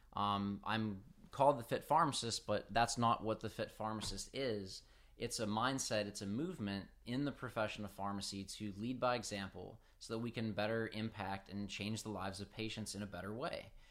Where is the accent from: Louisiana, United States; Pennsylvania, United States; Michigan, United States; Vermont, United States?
Pennsylvania, United States; Pittsburgh; I'm, I'm from Pittsburgh up north